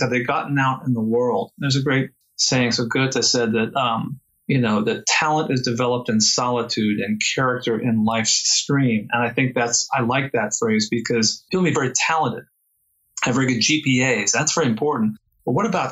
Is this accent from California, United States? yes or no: yes; San Francisco Bay Area, California, United States; I'm from the San Francisco Bay Area